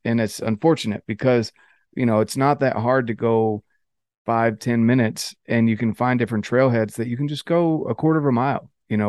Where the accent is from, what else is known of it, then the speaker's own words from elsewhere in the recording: North Carolina, United States; You know, I came out here from North Carolina and I was on the verge of moving back.